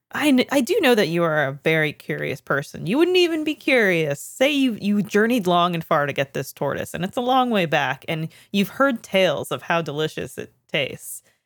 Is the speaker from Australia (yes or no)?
no; Canada; I'm not from Kitchener, but I am Canadian